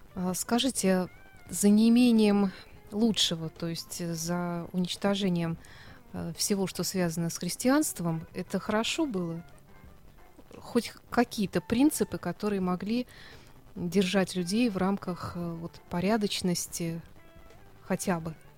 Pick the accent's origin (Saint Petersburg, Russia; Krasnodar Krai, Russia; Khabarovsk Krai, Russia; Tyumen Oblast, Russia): Saint Petersburg, Russia